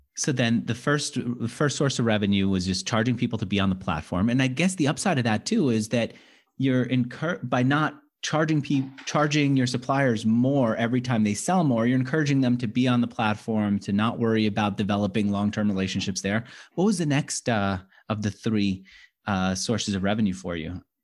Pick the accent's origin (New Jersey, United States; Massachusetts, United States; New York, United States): New York, United States; New York City; also born or lived in Manhattan; I grew up in Queens and then I moved to Manhattan